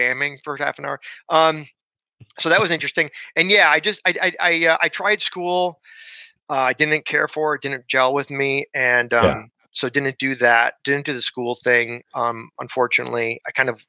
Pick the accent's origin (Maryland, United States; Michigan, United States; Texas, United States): Michigan, United States; Southfield; moved away as an adult; also born or lived in Chicago; now in Los Angeles, United States; I grew up outside Detroit, Michigan, in a city called Southfield.